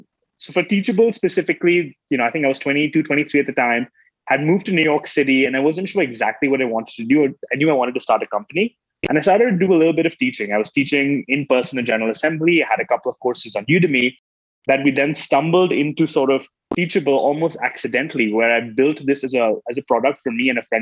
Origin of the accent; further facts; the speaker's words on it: Oman; moved away as an adult; also born or lived in Mumbai, India; now in United States; I was born in Bombay, never lived in India, actually grew up in Oman, the Middle East, moved to America to go to college in 2006, 2007.